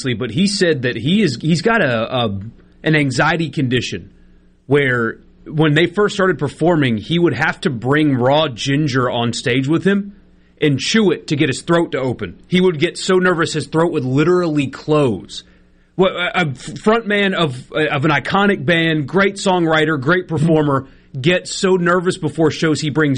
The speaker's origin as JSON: {"language": "English", "region": "South Carolina", "country": "United States", "tie": "born or raised there"}